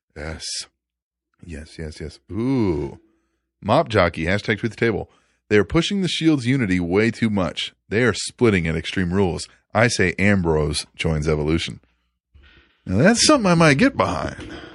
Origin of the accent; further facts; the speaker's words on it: United States; we're American